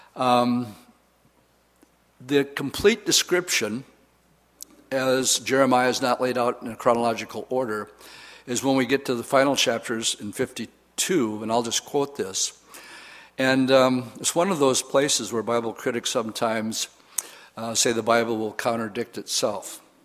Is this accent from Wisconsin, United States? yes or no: yes; Wisconsin, United States; I'm from Wisconsin